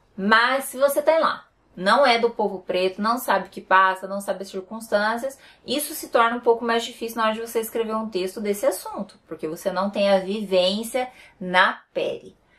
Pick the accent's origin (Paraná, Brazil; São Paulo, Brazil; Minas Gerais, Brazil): Paraná, Brazil; eu sou do Paraná